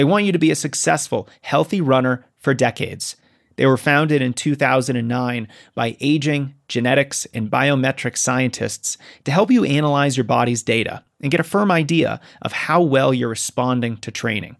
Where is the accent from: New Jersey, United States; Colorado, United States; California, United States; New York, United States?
Colorado, United States; I'm from Colorado